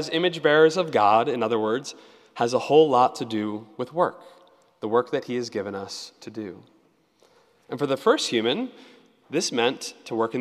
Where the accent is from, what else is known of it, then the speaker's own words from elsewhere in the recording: Annapolis, Maryland, United States; I grew up in Annapolis